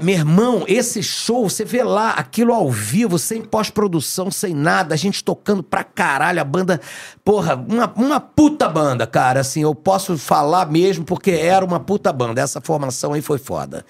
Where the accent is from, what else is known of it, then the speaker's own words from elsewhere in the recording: Rio de Janeiro, Brazil; eu fui nascido e criado no Meyer